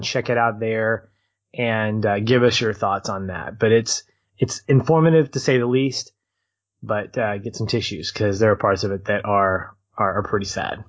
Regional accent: United States; i love being an American

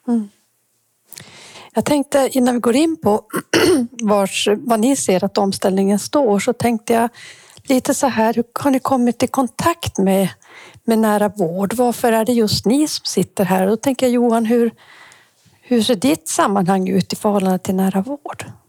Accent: Kiruna, Norrbotten County, Sweden; jag är ju också född i Kiruna

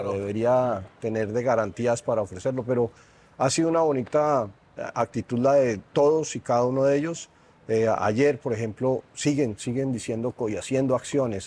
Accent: Colombia; moved away as an adult; now in Mexico City, Mexico; soy colombiano

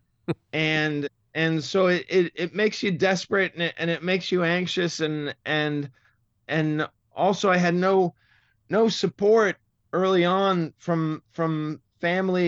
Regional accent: Massachusetts, United States; accent: Boston; moved away; the Boston accent really, it, it really turns me off. It's, it's, it's sad because it's, it's my, my roots

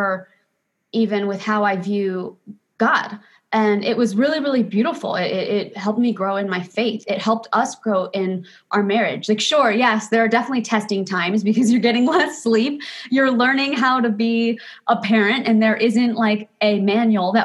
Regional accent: Florida, United States; also born or lived in Los Angeles; now in Maui, United States; I was born in Florida. We lived on a ranch

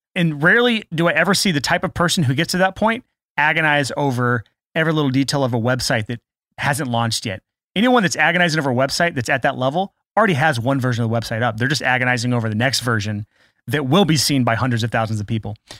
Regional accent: United States; I'm American

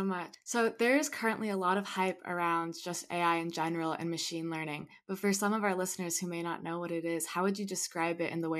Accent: Bay Area, California, United States; also born or lived in Los Angeles; I'm from the Bay Area. I grew up here, and I go to school in LA at the University of Southern California.

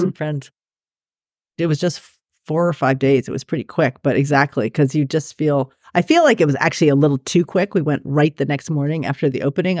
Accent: New York, United States; it's in New York, which is my hometown.

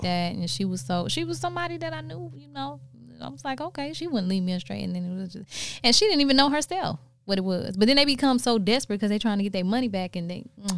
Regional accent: South Carolina, United States; moved away; I'm from South Carolina

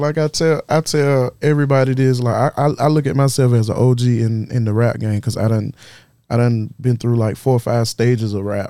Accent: Florence, South Carolina, United States; I'm from Florence. I'm from Florence and Darlington

